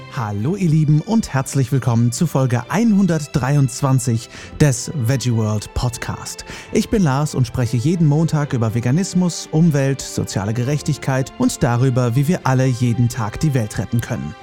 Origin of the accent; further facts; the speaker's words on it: Herford, North Rhine-Westphalia, Germany; moved away; Ich komme gebürtig ja aus Westfalen, genauer gesagt aus Herford